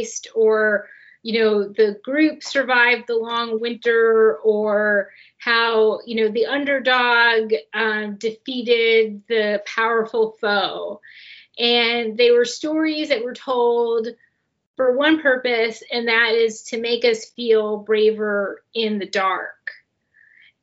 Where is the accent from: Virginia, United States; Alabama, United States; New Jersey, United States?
New Jersey, United States; the town where I grew up in New Jersey